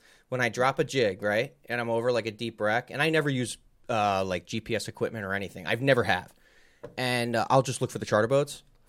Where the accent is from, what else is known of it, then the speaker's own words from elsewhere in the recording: New Jersey, United States; I don't even know how I did it over the years because I came from Jersey.